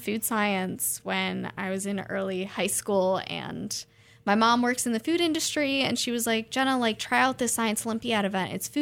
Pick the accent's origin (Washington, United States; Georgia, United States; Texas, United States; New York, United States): New York, United States; moved away as an adult; now in Oregon, United States; I'm originally from New York